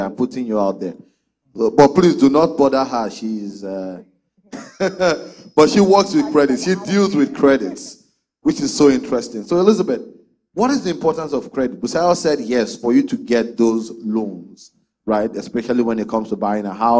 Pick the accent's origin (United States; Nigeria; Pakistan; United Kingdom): Nigeria; now in Canada; I'm from Nigeria, not everyone is from Nigeria, but I'm from Nigeria